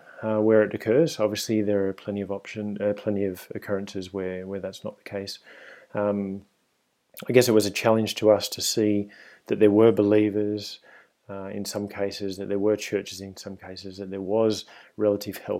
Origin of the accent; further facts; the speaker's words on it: Sydney, New South Wales, Australia; accent: Australian; moved away as an adult; now in Spain; you can probably hear from my accent if you're listening at home that I'm Australian. And I grew up in Sydney and lived there until I was around 30 years old